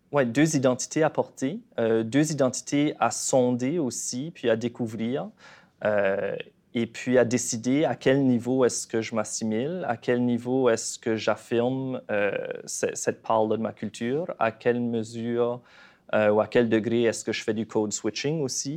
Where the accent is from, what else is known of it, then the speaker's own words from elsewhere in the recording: Canada; accent: Acadian; moved away as an adult; also born or lived in Montreal; quand j'ai déménagé à Montréal la première fois en tant qu'Acadien. Mon accent y est fort